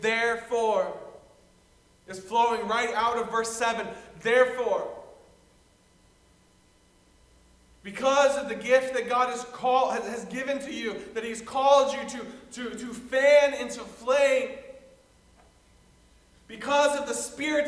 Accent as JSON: {"language": "English", "region": "the South", "country": "United States", "moved": "yes", "said": "I come from the South"}